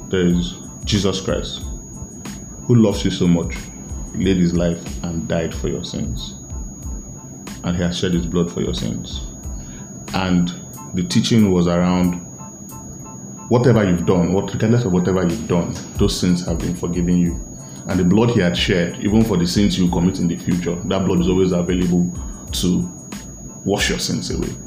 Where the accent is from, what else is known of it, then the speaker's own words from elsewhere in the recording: Asaba, Delta, Nigeria; I'm from Asaba, and a lot of times you would hear, you would never hear that an Asaba man.